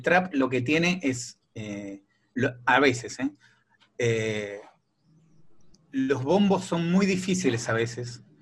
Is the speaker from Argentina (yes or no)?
yes; Quilmes, Buenos Aires Province, Argentina; now in La Plata, Argentina; yo soy de Quilmes, eh, pero ahora estoy viviendo en La Plata